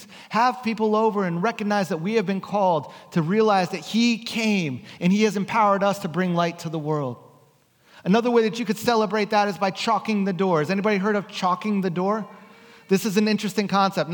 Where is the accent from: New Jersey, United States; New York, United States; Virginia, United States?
New Jersey, United States; now in West Coast, United States; growing up in New Jersey, our street would look like this